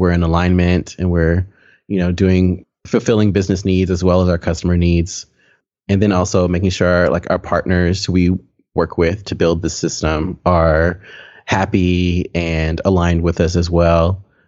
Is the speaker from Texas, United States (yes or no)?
yes; Texas, United States; I grew up in or near Waco, Texas, which if you're not familiar with Waco for some reason, it is in the center of Texas, central Texas. I grew up in a very small town, maybe 15, 20 minutes north of Waco, a very small town.